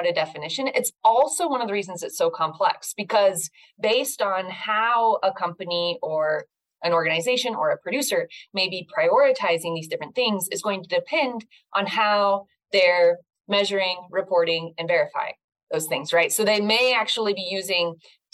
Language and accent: English; Northern California, United States; moved away; I grew up in Northern California